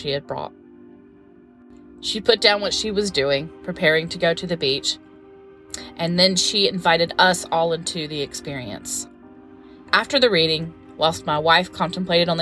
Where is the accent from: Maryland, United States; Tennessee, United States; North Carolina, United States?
North Carolina, United States; I've lived here my whole life and never been. It was such an amazing adventure to do something I'd never done in my home state.